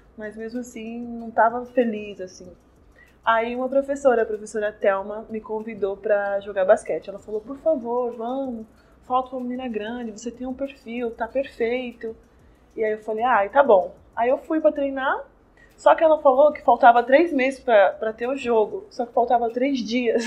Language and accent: Portuguese; Ferraz de Vasconcelos, São Paulo, Brazil; eu sou da Zona Leste, de Ferraz